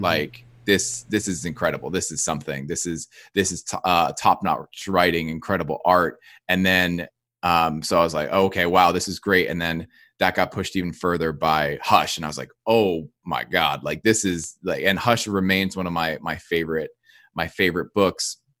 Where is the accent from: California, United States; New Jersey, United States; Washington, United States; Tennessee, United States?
New Jersey, United States; I grew up in New Jersey